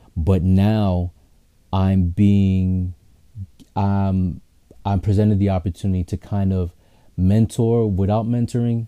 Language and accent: English; New York City, New York, United States; I'm from Queens